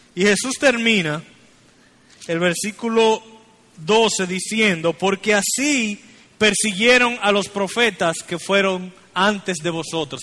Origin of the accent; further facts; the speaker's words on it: Santiago de los Caballeros, Santiago, Dominican Republic; somos la ciudad dominicana con más misioneros en lugares no alcanzados